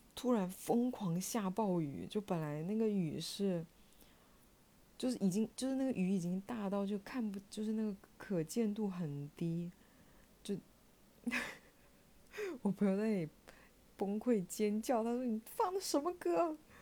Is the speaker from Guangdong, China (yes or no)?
yes; Shenzhen, Guangdong, China; 他跟我一样都是在深圳长大的，基本上朋友都在深圳